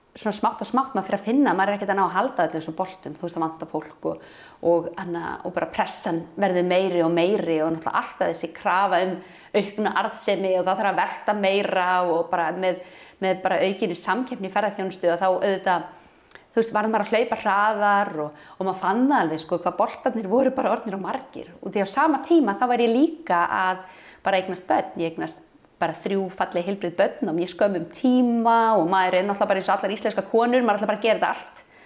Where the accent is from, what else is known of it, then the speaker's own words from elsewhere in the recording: Kópavogur, Capital Region, Iceland; Ég er alveg upp upp á Vassenda við ellega vatn og þá var það bara falleg sveit.